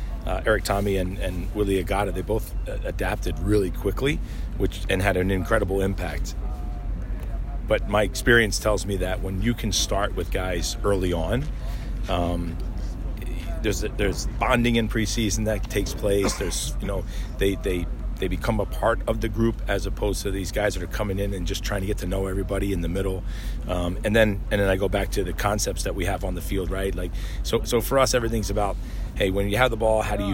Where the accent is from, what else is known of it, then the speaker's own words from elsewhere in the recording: 20 minutes from Philadelphia, New Jersey, United States; now in Kansas City, United States; I grew up, you know, 20 minutes from Philly